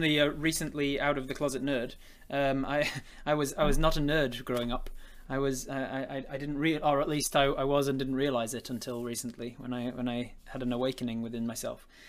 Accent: England, United Kingdom; I'm English

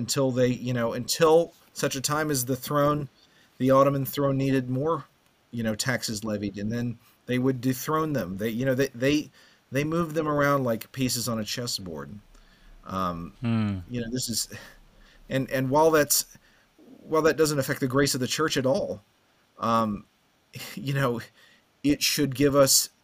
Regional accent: United States

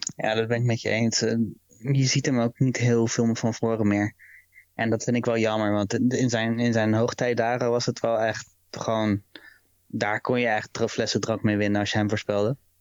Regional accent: Rotterdam, South Holland, Netherlands; je bent nou eenmaal geboren en getogen in Rotterdam

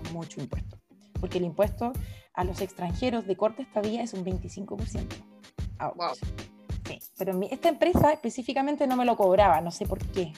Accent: Temuco, Araucanía, Chile; also born or lived in Japan; yo como soy de Temuco

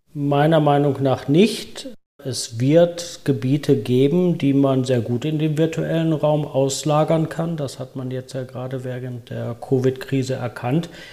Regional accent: Germany; moved away; also born or lived in United States; Als Deutscher

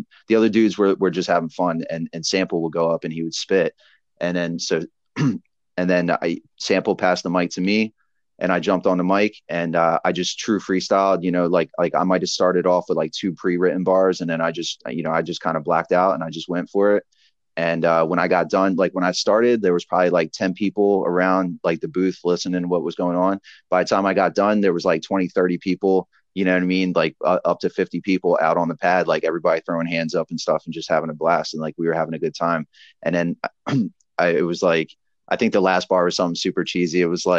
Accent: Philadelphia, Pennsylvania, United States; that's why I love being from, you know, we're from Philly, where we're from an area where it's like, you sink or swim.

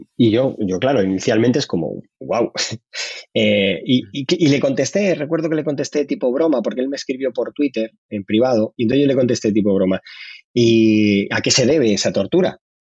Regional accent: Madrid, Community of Madrid, Spain; yo soy de Carabanchel

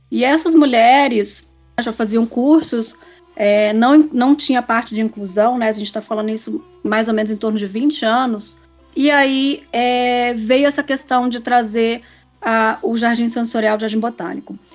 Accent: Japan; É, como eu sou japonesa, a gente tem muito respeito pelo idoso também.

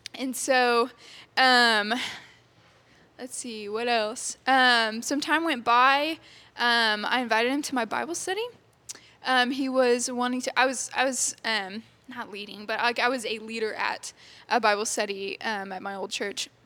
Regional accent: Texas, United States; I grew up in Texas. I've been here my whole life. I've never moved or anything

